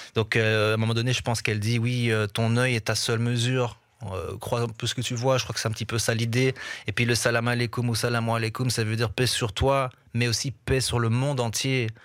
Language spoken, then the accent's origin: French; Brussels, Brussels-Capital Region, Belgium; j'ai grandi à Bruxelles au milieu de tellement de cultures différentes